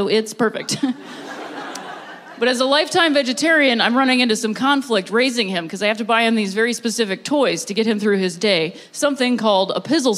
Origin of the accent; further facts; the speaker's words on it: Ohio, United States; moved away; I'm from Ohio originally